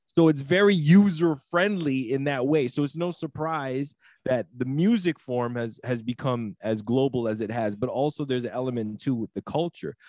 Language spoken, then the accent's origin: English; Toronto, Ontario, Canada; being from Toronto and growing up in Toronto